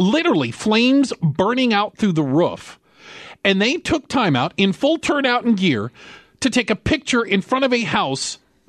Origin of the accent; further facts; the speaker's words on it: Northern Virginia, United States; also born or lived in Washington, D.C.; I grew up in Northern Virginia.